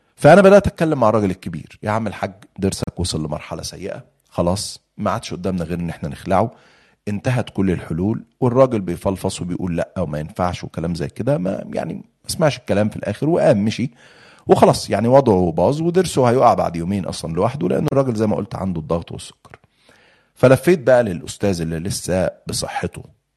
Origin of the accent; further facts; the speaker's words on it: Egypt; عندنا في مصر